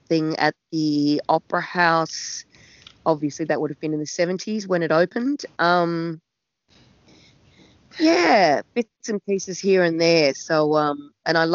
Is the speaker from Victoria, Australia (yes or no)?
no; Sydney, New South Wales, Australia; I'm from Narrabeen in the Northern Beaches, and I grew up there on Narrabeen Lake in a fabulous childhood in the 60s and 70s